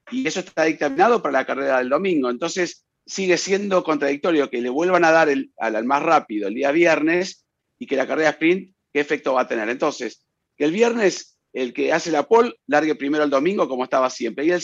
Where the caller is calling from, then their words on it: Caracas, Capital District, Venezuela; de Caracas, Venezuela.